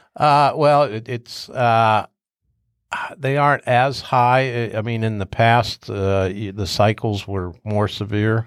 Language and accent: English; Upper Arlington, Ohio, United States; I grew up in Arlington. I graduate, uh, I graduated from Arlington